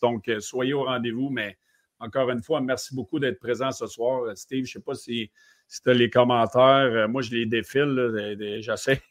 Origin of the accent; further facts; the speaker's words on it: Quebec, Canada; en étant Québec